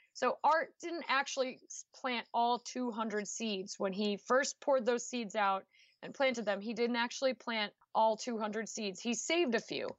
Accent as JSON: {"language": "English", "town": "New Shoreham", "region": "Rhode Island", "country": "United States", "tie": "born or raised there", "moved": "as an adult", "lives_now": "Missouri, United States", "said": "Block Island is the second smallest town in the smallest state, Rhode Island. And I grew up on a horse farm"}